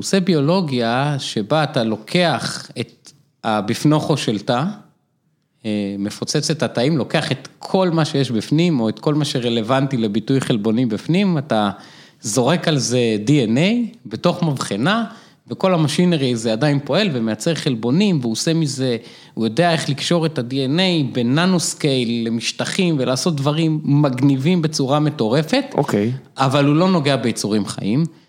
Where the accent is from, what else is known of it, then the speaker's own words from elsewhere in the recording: Afula, Northern District, Israel; also born or lived in Boston; now in Jerusalem, Israel; גדלתי באפו, משפחה מתחת לקו העוני